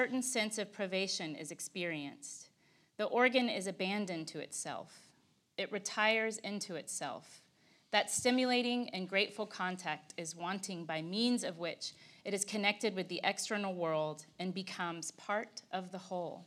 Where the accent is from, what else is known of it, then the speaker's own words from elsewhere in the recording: Texas, United States; I'm Texan.